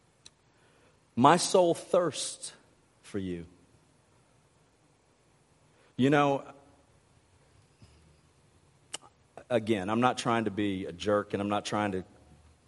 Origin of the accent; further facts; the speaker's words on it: Mississippi, United States; now in Arkansas, United States; I might live in Arkansas, but I was raised in Mississippi.